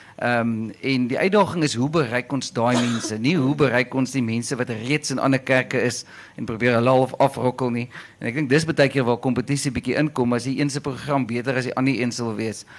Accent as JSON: {"language": "Afrikaans", "town": "Caledon", "region": "Western Cape", "country": "South Africa", "tie": "born or raised there", "moved": "yes", "said": "ek kom al van Calydon af, 'n lekker platlandse plek en toe ek groot geword het, het almal kerk toe gegaan"}